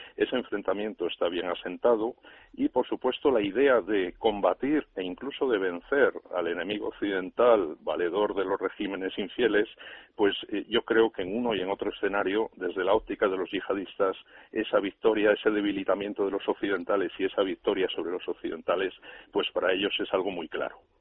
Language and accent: Spanish; Spain; nosotros, como españoles